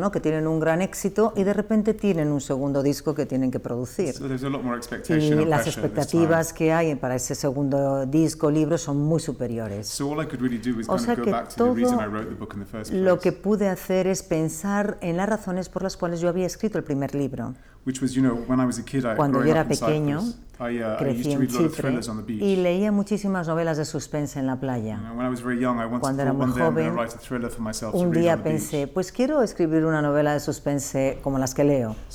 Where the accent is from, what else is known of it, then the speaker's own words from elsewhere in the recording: Cyprus; Chipre y entonces uno no puede escapar a la mitología